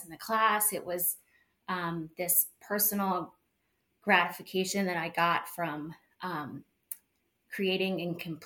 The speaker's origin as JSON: {"language": "English", "town": "Chevy Chase", "region": "Maryland", "country": "United States", "tie": "born or raised there", "said": "I grew up in Chevy Chase and then moved back here after college"}